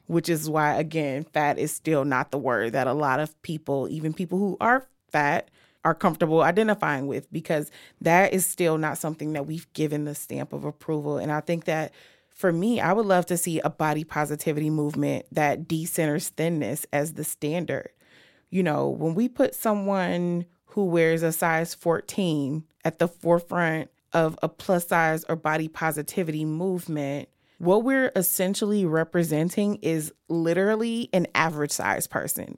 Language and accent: English; Chicago, Illinois, United States; I am from Chicago. I've lived in h-, housing projects in Chicago